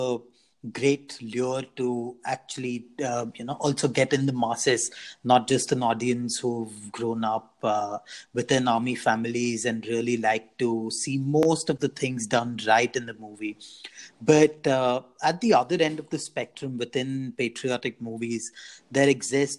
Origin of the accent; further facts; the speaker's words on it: India; also born or lived in Chennai / Bangalore; now in London, United Kingdom; we as Indians